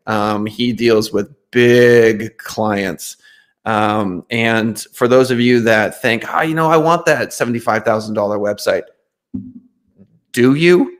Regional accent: North Dakota, United States; I'm from North Dakota

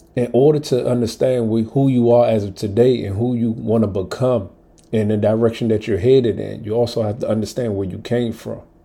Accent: Washington, District of Columbia, United States; coming up as a Southside kid from DC

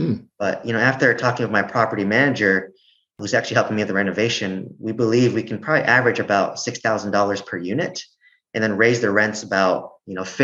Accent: California, United States; I'm from California, so it's different here versus in Oklahoma

